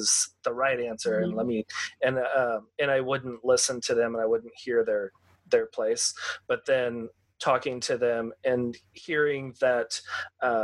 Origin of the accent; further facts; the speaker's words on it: Texas, United States; growing up in Texas, in kind of like the rural area